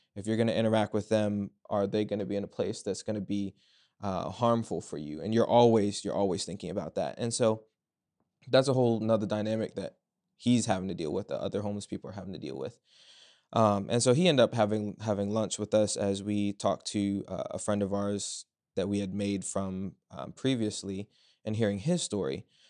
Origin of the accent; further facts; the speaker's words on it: Culpeper, Virginia, United States; I'm from Culpeper, Virginia